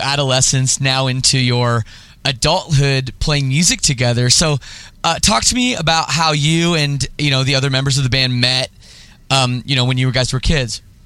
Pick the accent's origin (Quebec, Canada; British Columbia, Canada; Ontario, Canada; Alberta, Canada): Ontario, Canada; Oakville; also born or lived in Scarborough, Toronto; I grew up in Oakville. Uh, area, like uh, you know, the western suburbs of of Toronto.